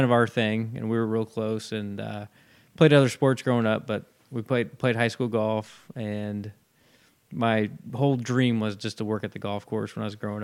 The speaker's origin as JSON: {"language": "English", "town": "Logansport", "region": "Indiana", "country": "United States", "tie": "born or raised there", "said": "I grew up in Logansport, just not too far from here"}